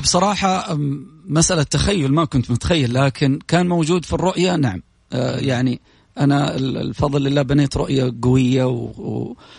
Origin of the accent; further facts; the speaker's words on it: Saudi Arabia; في بلدنا